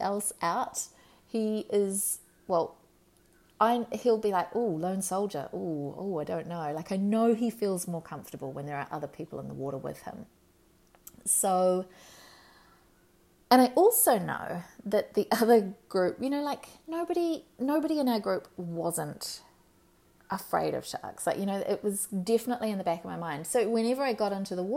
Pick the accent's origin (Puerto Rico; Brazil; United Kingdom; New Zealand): New Zealand; Marlborough Sounds; When we were kids, we grew up in the Marlborough Sounds.